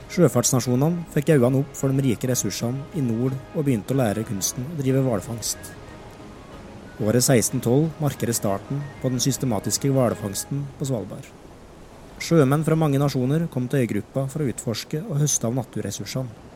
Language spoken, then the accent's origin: Norwegian; Alvdal, Innlandet, Norway; Hjemme på Stenslia hos farmor og farfar var mitt paradis på jord